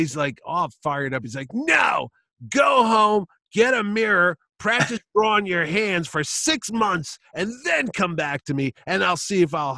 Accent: Oklahoma, United States; I'm from Oklahoma.

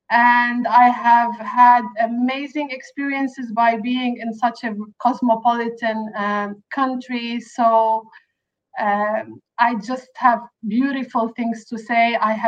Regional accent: Mount Lebanon, Lebanon; moved away as an adult; now in Dubai, United Arab Emirates; And I was born in Lebanon in a small village that is probably 20 to 25 minutes away from the capital, Beirut.

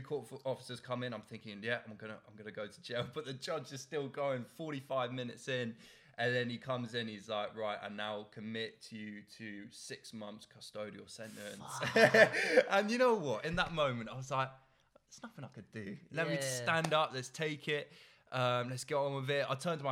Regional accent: Oxford, South East England, United Kingdom; I'm from Oxford

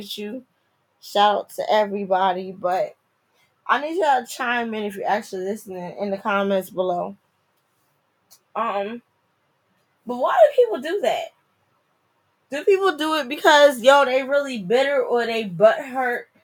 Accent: New Jersey, United States; moved away as an adult; also born or lived in DMV (Washington, D.C. metropolitan area); now in DMV, United States; I'm from Jersey. I'm a Jersey girl. I probably sound like it.

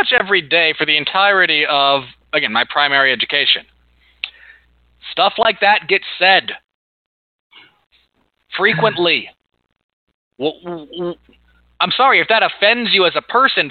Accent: Utah, United States; also born or lived in Oregon; I grew up in Utah for the purposes of my primary education

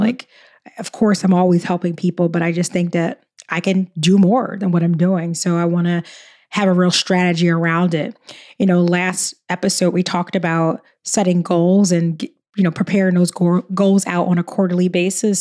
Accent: Philadelphia, Pennsylvania, United States; I'm from Philly.

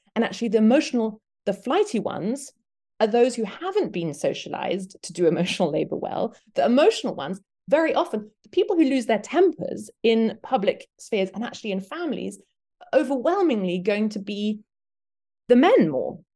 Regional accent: Belgium; now in Detroit, United States; I'm British, but I grew up in Belgium.

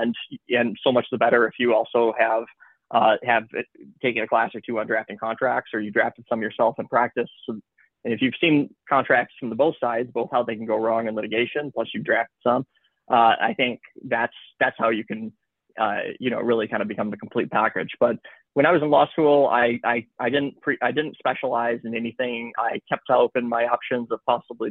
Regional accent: Michigan, United States; moved away as an adult; also born or lived in Chicago, United States; now in Los Angeles, United States; I'm from Michigan

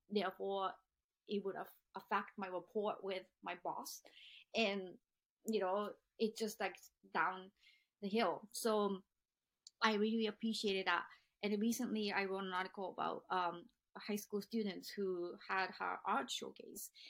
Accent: Japan; now in United States; those are never ever talked about growing up in Japan. In fact, I tried to kill myself when I was 15

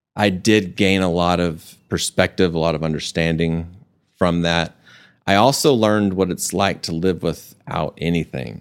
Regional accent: Amarillo, Texas, United States; moved away as an adult; also born or lived in Dallas; I grew up in Amarillo

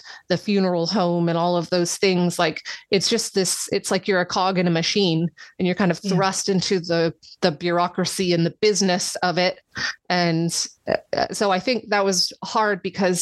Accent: United States; now in England; I'm from America

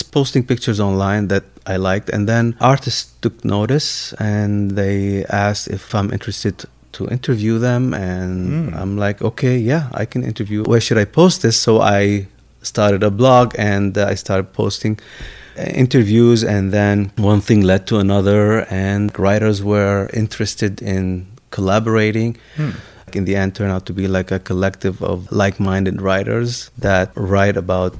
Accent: Lebanon; born or raised there; moved away

